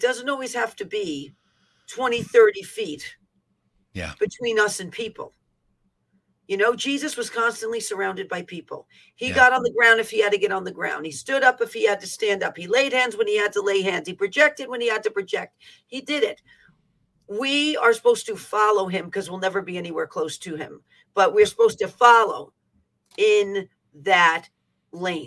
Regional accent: New York City, New York, United States; I'm from the Bronx

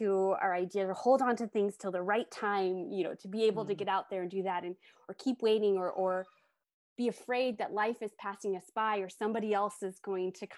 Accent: United States; moved away as an adult; also born or lived in Tokyo; I grew up in the United States and I live back here now

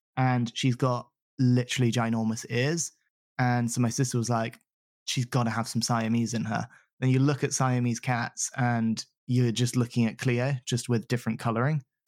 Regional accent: Southampton, South East England, United Kingdom; moved away as an adult; also born or lived in Salisbury / New Forest / Arizona, United States; now in London, United Kingdom; I grew up in the Southampton, Salisbury area down south

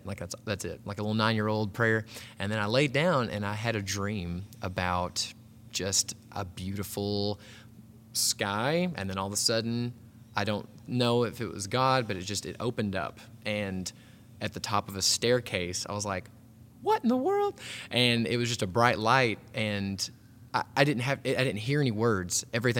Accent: Hot Springs, Arkansas, United States; I grew up here in Arkansas. Hot Springs is like a cool little city, kind of even like a tourist town. But grew up there.

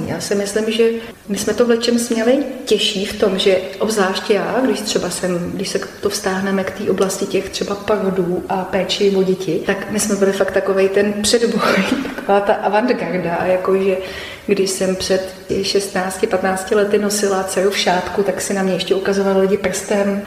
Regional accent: Liberec Region, Czechia; u nás v Libereckém kraji

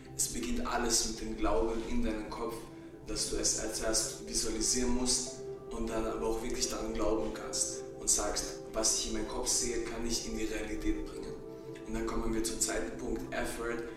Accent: Klagenfurt, Carinthia, Austria; moved away as an adult; also born or lived in Croatia / Bosnia; now in Vienna, Austria; Ich bin ursprünglich aus Kroatien, Bosnien. Ich bin in Klagenfurt aufgewachsen, geboren. Ich bin dann nach Wien gezogen

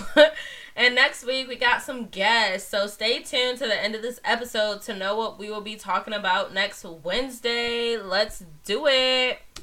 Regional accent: Connecticut, United States; I had to save my home state for last

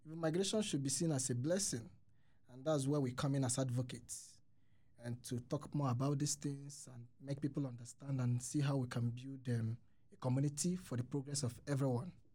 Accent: Nigeria; moved away as an adult; now in Sweden; I'm from Nigeria

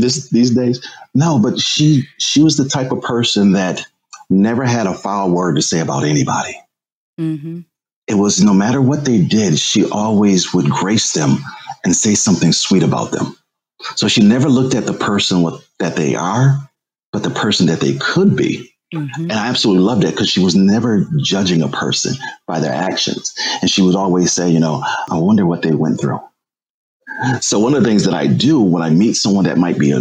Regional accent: Springfield, Massachusetts, United States; I was a shy kid growing up in Springfield, Massachusetts.

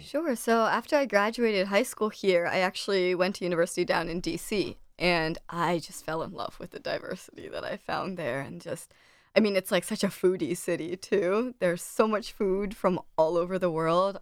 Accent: Delaware, United States; I grew up in Delaware my whole life

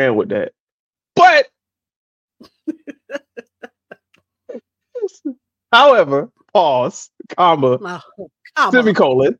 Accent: South Florida, United States; I grew up in South Florida

